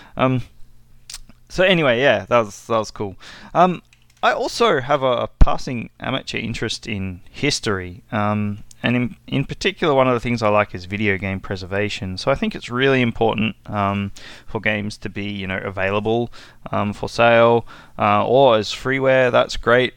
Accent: Australia; I'm from Australia

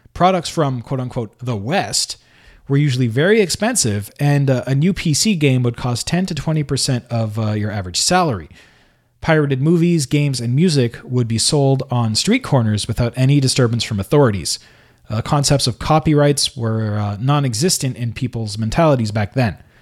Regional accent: Canada; I was born in Canada and I always kind of lived in a place where I spoke the language

